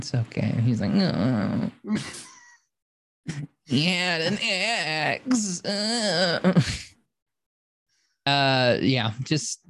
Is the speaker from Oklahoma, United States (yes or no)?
yes; Oklahoma, United States; I'm from Oklahoma, so it's Wart.